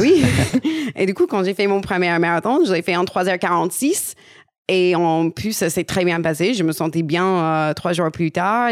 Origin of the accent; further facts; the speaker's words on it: United States; French is a second language; moved away as an adult; also born or lived in Paris region, France; now in France; je suis américaine